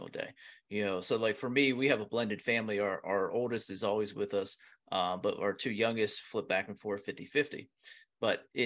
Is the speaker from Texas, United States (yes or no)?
no; Pennsylvania, United States; I'm from Pennsylvania